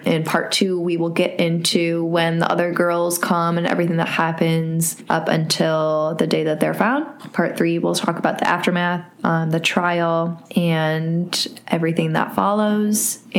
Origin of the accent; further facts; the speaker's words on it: Cleveland, Ohio, United States; it is from Cleveland, where I am from.